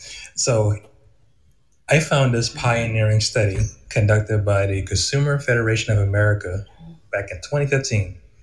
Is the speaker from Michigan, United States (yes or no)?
no; Charleston area, South Carolina, United States; moved away as an adult; now in Cary, United States; I'm in Raleigh, North Carolina now. I grew up in the Charleston area, particularly in Huey, South Carolina, which is in the Berkeley County of the Tri-County area of Charleston.